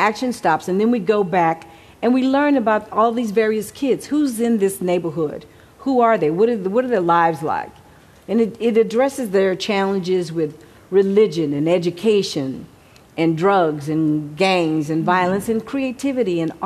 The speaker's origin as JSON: {"language": "English", "town": "Houston", "region": "Texas", "country": "United States", "tie": "born or raised there", "also_born_or_lived": "Mexico City", "moved": "yes", "lives_now": "Los Angeles, United States", "said": "by the time I got back to Texas, where I grew up in Houston"}